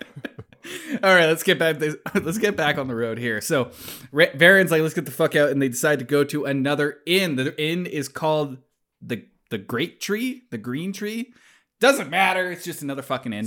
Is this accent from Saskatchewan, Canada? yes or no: no; Calgary, Alberta, Canada; I grew up in Calgary